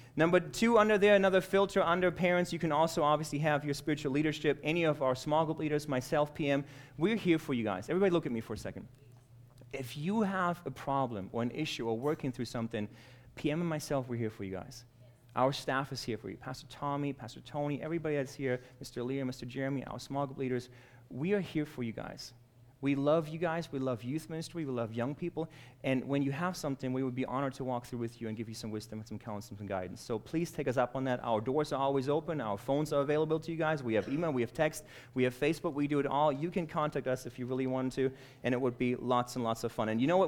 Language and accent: English; Germany; now in United States; I was born and raised in Germany